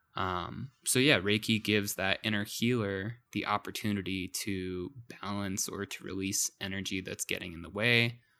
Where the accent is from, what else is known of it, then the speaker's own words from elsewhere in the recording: Santa Fe, New Mexico, United States; also born or lived in Maryland; growing up as a teenager in Santa Fe, I was quite the troublemaker